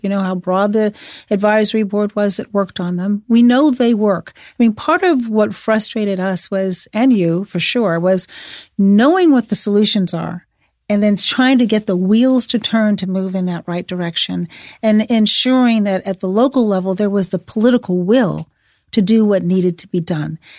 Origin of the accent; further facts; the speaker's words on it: Chicago, Illinois, United States; I'm from Chicago